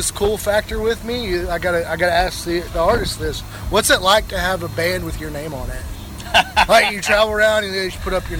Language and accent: English; Oklahoma, United States; We are the boys from Oklahoma, but we're bringing it back. We're bringing it back to Oklahoma is what we're doing.